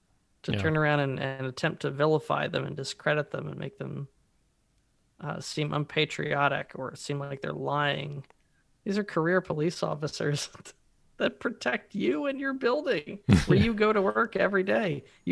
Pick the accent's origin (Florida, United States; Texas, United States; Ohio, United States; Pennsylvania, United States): Pennsylvania, United States; Philadelphia; from Philly, here with Dan.